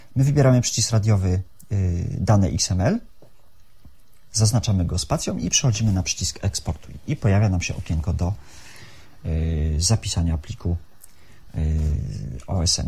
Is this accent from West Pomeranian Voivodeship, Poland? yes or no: yes; Szczecin, West Pomeranian Voivodeship, Poland; od urodzenia mieszkam y, na ulicy Santockiej na osiedlu Kaliny